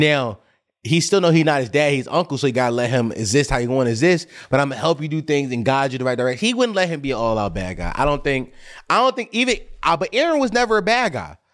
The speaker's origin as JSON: {"language": "English", "town": "Philadelphia", "region": "Pennsylvania", "country": "United States", "tie": "born or raised there", "said": "I grew up on Bevere Street in North Philly"}